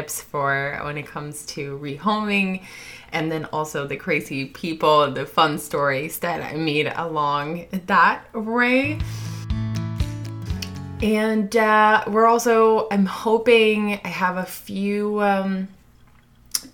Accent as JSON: {"language": "English", "country": "Sweden", "moved": "yes", "lives_now": "United States", "said": "my home country, Sweden"}